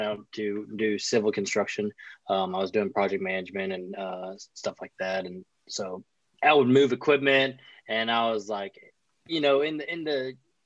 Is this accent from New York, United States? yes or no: no; Louisiana, United States; I'm down from Louisiana